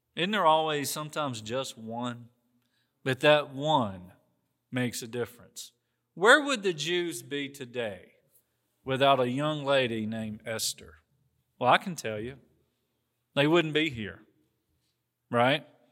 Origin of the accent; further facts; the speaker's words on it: the South, United States; accent: Southern; People say to me, "You sound Southern." It's because that's where I'm from.